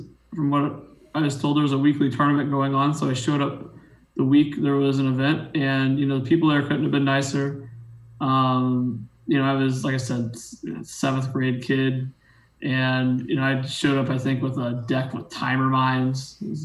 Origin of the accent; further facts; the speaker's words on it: Ohio, United States; I grew up in Ohio, didn't have a lot of money growing up